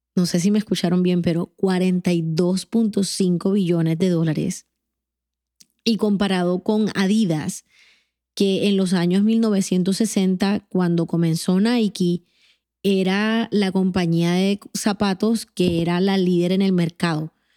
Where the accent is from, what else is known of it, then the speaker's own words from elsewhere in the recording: Colombia; moved away as an adult; now in Atlanta, United States; aquellos que somos colombianos